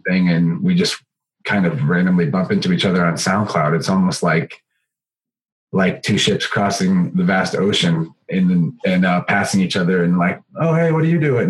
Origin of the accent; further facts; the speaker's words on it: Missouri, United States; I'm from right in the middle of the uh, U.S. in Missouri.